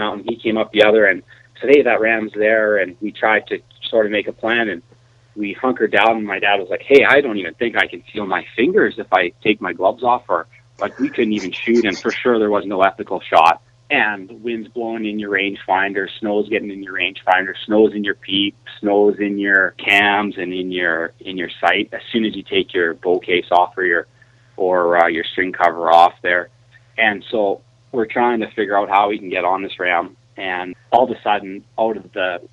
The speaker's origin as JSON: {"language": "English", "town": "Calgary", "region": "Alberta", "country": "Canada", "tie": "born or raised there", "said": "I grew up just outside of Calgary, Alberta"}